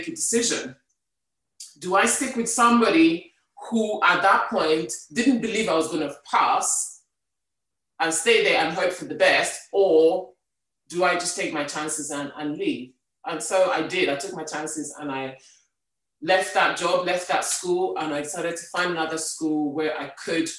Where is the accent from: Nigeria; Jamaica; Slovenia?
Nigeria; moved away as an adult; now in United Kingdom; I grew up in Nigeria